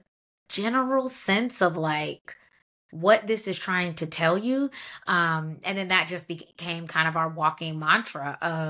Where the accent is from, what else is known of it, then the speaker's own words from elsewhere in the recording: Atlanta, Georgia, United States; moved away as an adult; now in Washington, D.C., United States; I'm from Atlanta, so I worked at like major companies down there